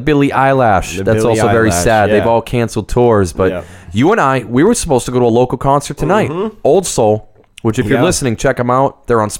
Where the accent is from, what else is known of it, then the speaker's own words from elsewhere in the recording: Massachusetts, United States; we're recording this in New Hampshire, but we're both from Mass.